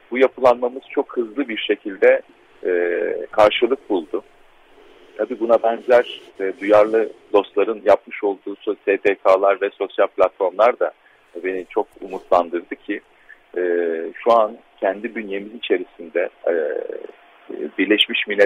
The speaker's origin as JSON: {"language": "Turkish", "town": "Antakya", "region": "Hatay", "country": "Turkey", "said": "aslında ben Antakyalıyım. Çok e, kadim bir ailenin üçüncü nesil e, torunu olarak bunu e, ailemi ve Antakya'mı temsil etmeye çalışıyorum."}